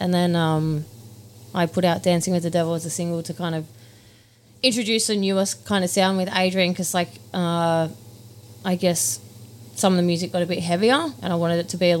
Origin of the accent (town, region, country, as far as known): Wentworth, New South Wales, Australia; born or raised there; also born or lived in Mildura, Victoria; now in Melbourne, Australia